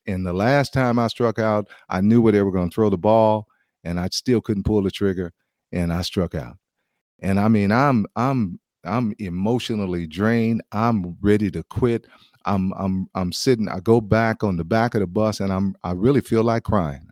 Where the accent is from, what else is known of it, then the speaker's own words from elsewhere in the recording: United States; as an American